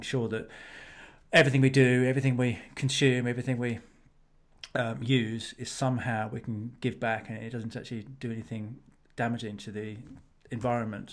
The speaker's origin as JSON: {"language": "English", "region": "England", "country": "United Kingdom", "said": "as an English, Englishman and as someone who lives in Britain and the U K"}